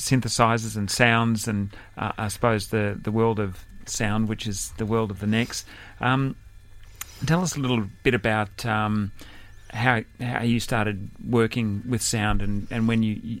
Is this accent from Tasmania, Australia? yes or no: no; Sydney, New South Wales, Australia; my hometown suburb of Camperdown